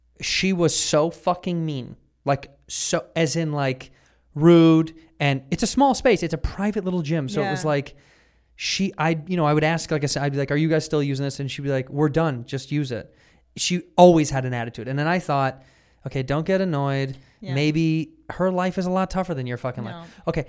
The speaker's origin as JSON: {"language": "English", "town": "Chicago", "region": "Illinois", "country": "United States"}